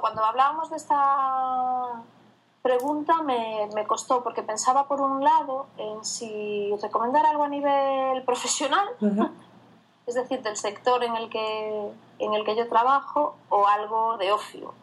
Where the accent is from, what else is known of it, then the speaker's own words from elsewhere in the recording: Viana do Bolo, Galicia, Spain; yo soy de una zona, yo provengo de una zona rural del, del Oriente Urensano, que se llama Diana de Bolo